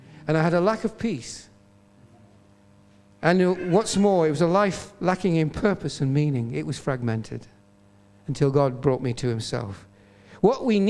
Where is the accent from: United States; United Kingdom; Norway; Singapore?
United Kingdom; Bishop Auckland, North East England; also born or lived in Newcastle; I used to go back to church in my hometown in Bishop Auckland, where my dad and mum were pastoring